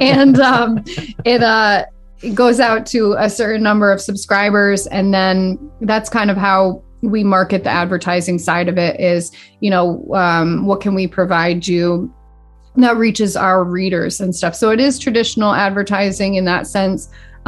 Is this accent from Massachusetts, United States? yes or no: yes; Dalton, Massachusetts, United States; also born or lived in Boston; I grew up in Dalton